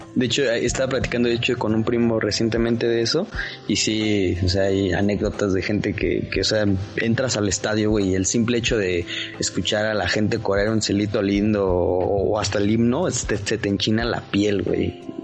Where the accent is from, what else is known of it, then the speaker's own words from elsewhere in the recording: Toluca, State of Mexico, Mexico; Yo soy de Toluca